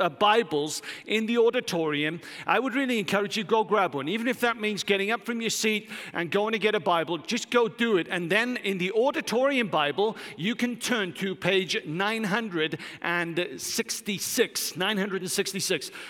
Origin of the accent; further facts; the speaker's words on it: Wales, United Kingdom; moved away; I'm Welsh.